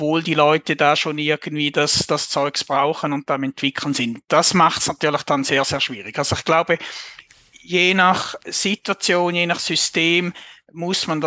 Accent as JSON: {"language": "German", "country": "Switzerland", "accent": "Swiss German", "said": "man hört es wahrscheinlich auch an meinem Dialekt"}